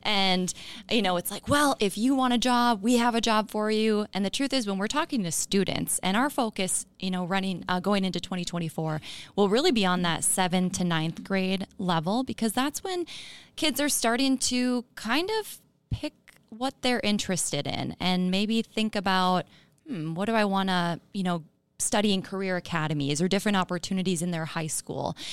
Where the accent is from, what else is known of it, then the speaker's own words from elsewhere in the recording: Chisholm, Minnesota, United States; also born or lived in Duluth; I'm from Chisholm on the Iron Range. Um, grew up there in a mining household